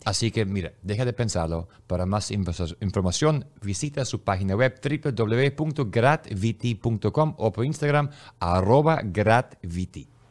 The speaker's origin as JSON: {"language": "Spanish", "country": "Germany", "said": "Yo soy alemán"}